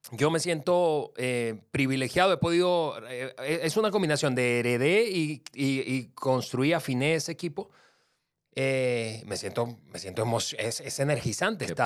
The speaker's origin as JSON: {"language": "Spanish", "country": "Venezuela", "also_born_or_lived": "Mexico", "said": "yo que soy venezolano-mexicano"}